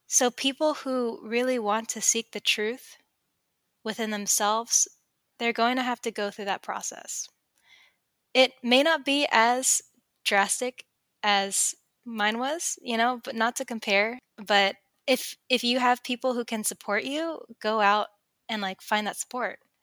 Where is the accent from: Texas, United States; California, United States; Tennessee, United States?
California, United States; Sacramento; I come from Sacramento, California